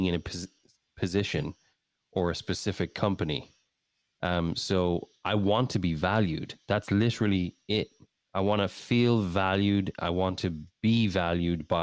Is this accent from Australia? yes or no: no; Ireland; also born or lived in England; now in United States; I'm from Ireland. I love Ireland. I'll always love Ireland. It's a dear place in my heart. It's where I grew up. I was born in England